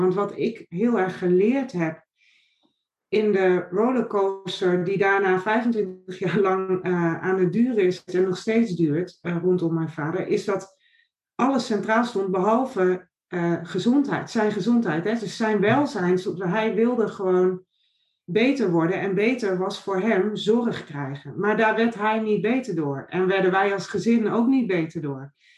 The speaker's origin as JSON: {"language": "Dutch", "area": "Noordoostpolder", "region": "Flevoland", "country": "Netherlands", "tie": "born or raised there", "also_born_or_lived": "Nijmegen", "moved": "as an adult", "said": "Ik ben opgegroeid in de Noordoostpolder op een boerderij"}